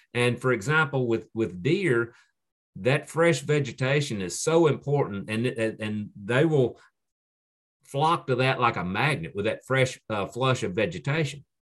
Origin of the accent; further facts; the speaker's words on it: Piedmont of North Carolina, United States; the area where I grew up in the Piedmont of North Carolina